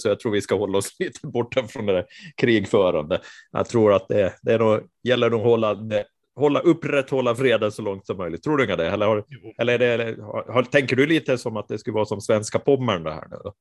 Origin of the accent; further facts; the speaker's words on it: Mariehamn, Åland Islands; där jag är född och uppvuxen, så, eller född jag är inte, men uppvuxen är jag där i alla fall.